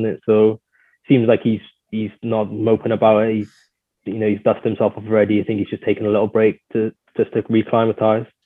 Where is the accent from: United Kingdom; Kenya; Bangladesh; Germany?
United Kingdom; Wales; we really need to get behind him a bit more just as Welsh fans